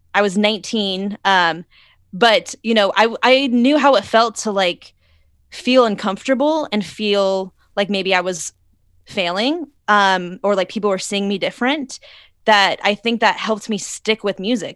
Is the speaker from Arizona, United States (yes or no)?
yes; Arizona, United States; moved away as an adult; now in Los Angeles, United States; I'm originally from Arizona, and I moved out to L A about six years ago